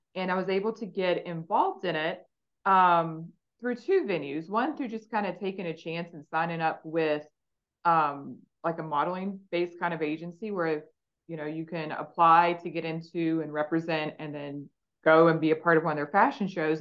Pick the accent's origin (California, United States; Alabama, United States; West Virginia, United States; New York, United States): West Virginia, United States; growing up in West Virginia when you're five